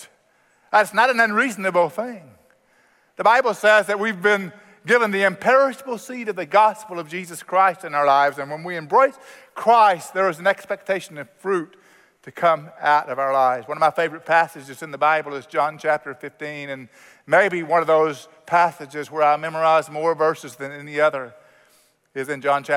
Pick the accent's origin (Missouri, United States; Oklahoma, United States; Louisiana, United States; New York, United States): Oklahoma, United States; I grew up in Oklahoma, and Oklahoma has a lot of agriculture